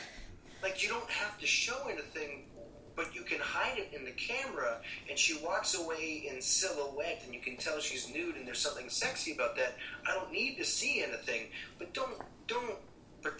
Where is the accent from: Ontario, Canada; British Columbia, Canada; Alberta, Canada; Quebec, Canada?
Ontario, Canada; Toronto; moved away; I came from Toronto, Canada